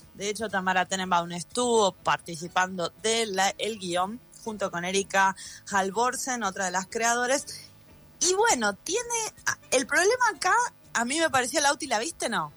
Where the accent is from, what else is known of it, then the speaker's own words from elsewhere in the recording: Buenos Aires, Argentina; moved away; yo hace muchos años que no vivo en Buenos Aires, que nací, crecí en Buenos Aires